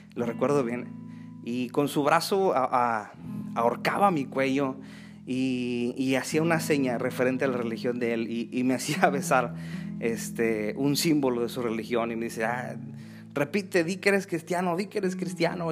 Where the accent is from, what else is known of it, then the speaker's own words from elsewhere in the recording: Mexico City, Mexico; Yo crecí en la Ciudad de México.